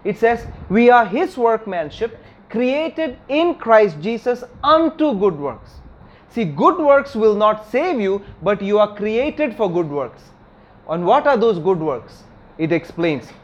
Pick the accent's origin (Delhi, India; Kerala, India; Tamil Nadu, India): Kerala, India; my hometown in Kerala